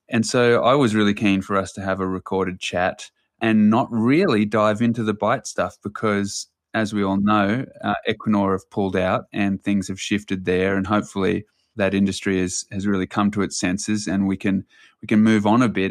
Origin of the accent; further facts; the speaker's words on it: New Zealand; I was born in New Zealand